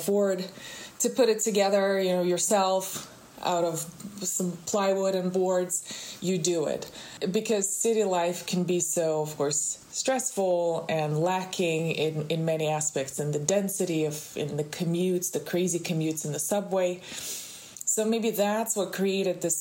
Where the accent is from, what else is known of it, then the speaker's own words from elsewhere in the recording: Moscow, Russia; now in Miami, United States; I grew up in Russia. I grew up in Moscow.